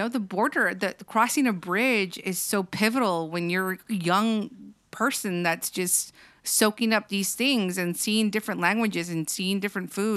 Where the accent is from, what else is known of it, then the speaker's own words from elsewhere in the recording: Eagle Pass, Texas, United States; now in Corpus Christi, United States; my hometown of Eagle Pass